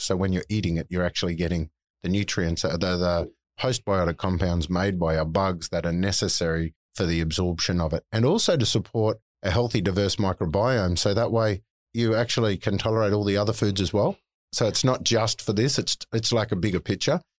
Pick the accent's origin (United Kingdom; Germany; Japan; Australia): Australia; North Queensland; I'm a yobbo from North Queensland, so I've mm. always called it plant.